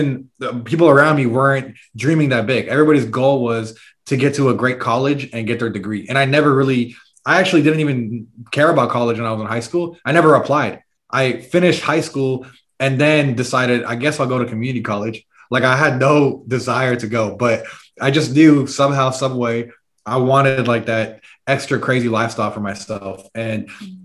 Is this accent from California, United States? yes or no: yes; San Francisco, California, United States; moved away as an adult; we're originally from San Francisco, California, that area